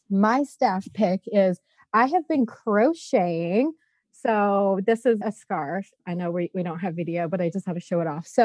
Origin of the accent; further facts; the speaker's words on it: Louisiana, United States; like I said, I'm from Louisiana, so I love beignets